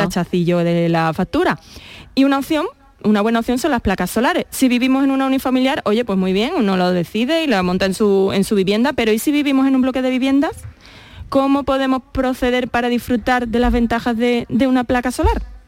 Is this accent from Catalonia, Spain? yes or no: no; Jerez de la Frontera, Andalusia, Spain; Los dos somos de Jerez, del gremio